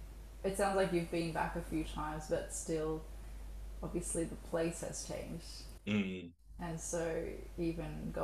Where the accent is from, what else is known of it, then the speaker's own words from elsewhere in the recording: Melbourne, Victoria, Australia; even though I was born in Melbourne, I very much grew up in a very Middle Eastern household where we spoke another language